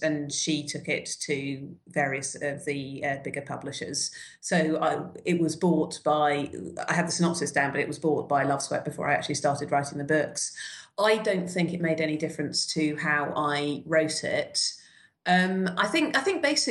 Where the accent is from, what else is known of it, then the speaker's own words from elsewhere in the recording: United Kingdom; I'm coming at this as a Brit